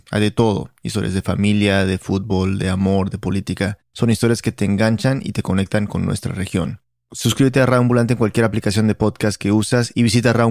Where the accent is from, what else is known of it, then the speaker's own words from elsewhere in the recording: Nicaragua; eh, tengo 28 años, soy periodista nicaragüense.